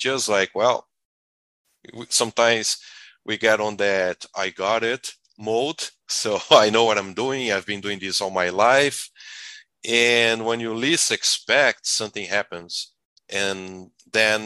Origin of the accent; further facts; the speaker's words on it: Brazil; moved away as an adult; now in United States; I'm originally from Brazil.